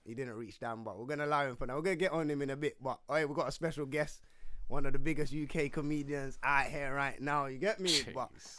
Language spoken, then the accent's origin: English; Jamaica; now in London, United Kingdom; Man's Jamaican